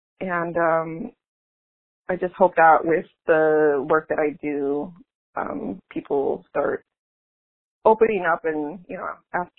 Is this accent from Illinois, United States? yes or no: yes; Cicero, Illinois, United States; accent: Chicago; moved away as an adult; also born or lived in Bridgeport, Chicago; now in New Jersey, United States; I'm Mexican American. I grew up in Cicero, Illinois. Shout out to Cicero, border Chicago, and most of my family still in the Chicago area. I'm currently living in New Jersey because I'm teaching at Princeton